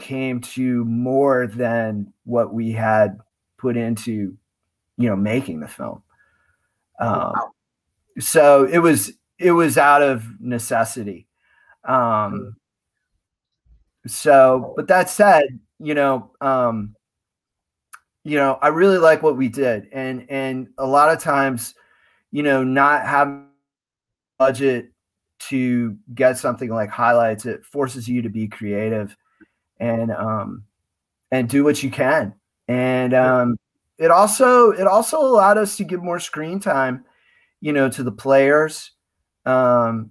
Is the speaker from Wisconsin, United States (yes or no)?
yes; Madison, Wisconsin, United States; moved away as an adult; also born or lived in Austin, Texas; I grew up in a Big Ten city. I grew up in Madison.